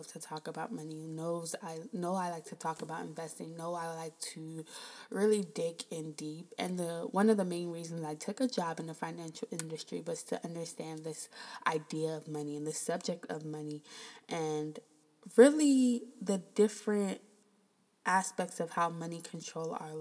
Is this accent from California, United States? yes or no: no; Prince George's County, Maryland, United States; moved away as an adult; also born or lived in Queens, New York; I'm originally from Prince George's County, Maryland